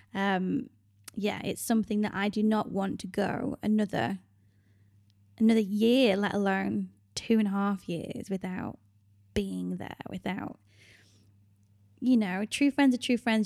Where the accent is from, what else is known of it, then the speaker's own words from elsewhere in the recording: United Kingdom; moved away as an adult; My home country is the U K